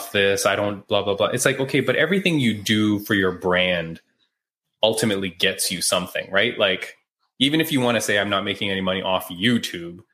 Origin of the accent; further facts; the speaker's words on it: Canada; I'm Canadian